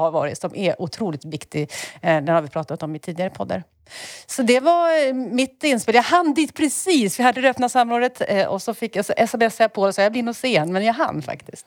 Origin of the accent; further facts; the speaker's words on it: Enköping, Uppsala County, Sweden; moved away; har googlat på min bokhandel hemma, eh, Gästbloms bokhandel i Enköping